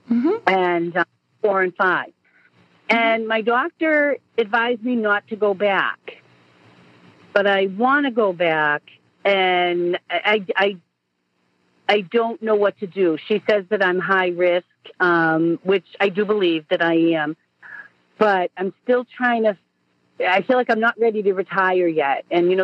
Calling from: Boston, Massachusetts, United States; I'm here with my daughter, …. We're from Boston.

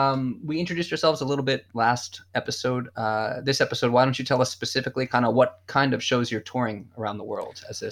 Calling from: Southwest Japan, Japan; I'm calling in from Southwest Japan.

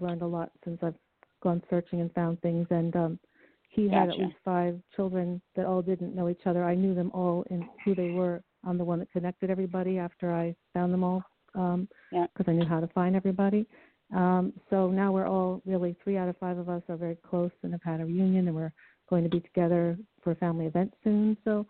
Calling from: New York, United States; Yes, I'm from New York.

